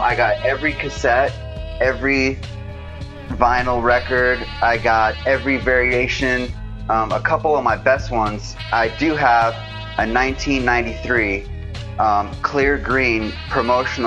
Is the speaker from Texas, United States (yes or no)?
no; Los Angeles, California, United States; Growing up in LA, I had a, you know, grew up with a lot of the influences